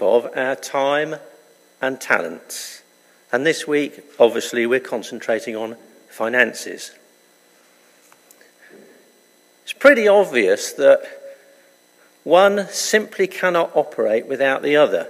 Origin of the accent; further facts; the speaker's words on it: United Kingdom; being British